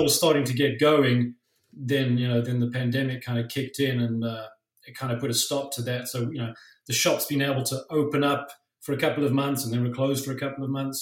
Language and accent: English; South Africa; now in Toronto, Canada; I grew up in South Africa